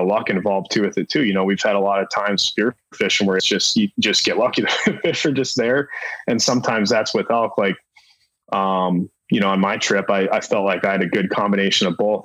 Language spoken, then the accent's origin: English; Minnesota, United States; when I was a kid growing up in Minnesota